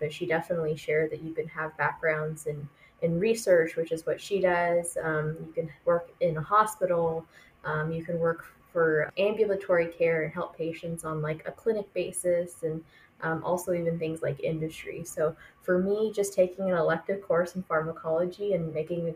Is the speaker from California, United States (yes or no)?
yes; Fullerton, California, United States; moved away as an adult; also born or lived in Irvine, California / San Francisco, California; I grew up in Southern California, specifically Fullerton is where I went to middle school and high school.